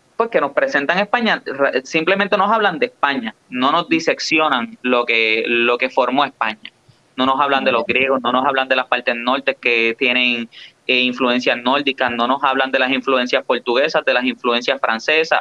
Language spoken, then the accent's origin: Spanish; Puerto Rico